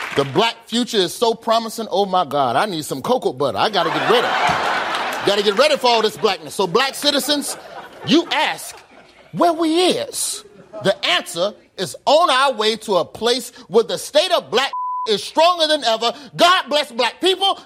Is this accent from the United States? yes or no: yes; Birmingham, Alabama, United States; moved away as an adult; now in Los Angeles, United States; I'm from Birmingham, Alabama. I live in L A now